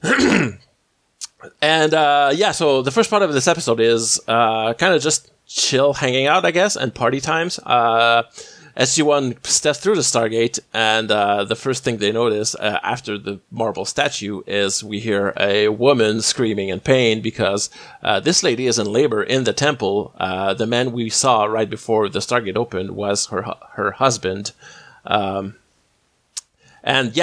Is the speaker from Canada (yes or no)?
yes; Canada; the only Canadian on this episode